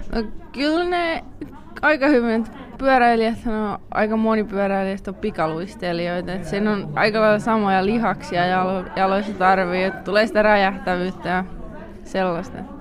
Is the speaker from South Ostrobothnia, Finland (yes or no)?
yes; Kauhajoki, South Ostrobothnia, Finland; moved away as an adult; now in Belgium; mä tuun Kauhajoelta